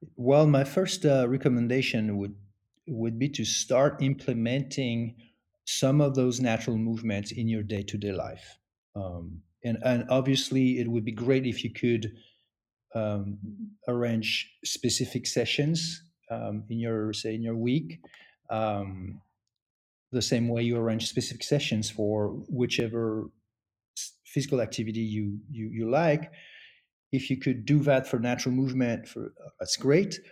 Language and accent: English; France; moved away as an adult; now in United States; I grew up in France